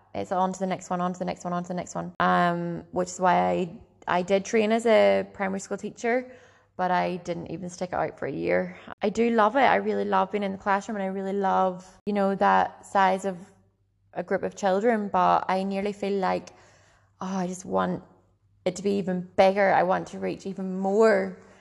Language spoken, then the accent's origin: English; Ballycastle, Northern Ireland, United Kingdom; I grew up in Bally Castle, a lovely little seaside town. the very north coast of Ireland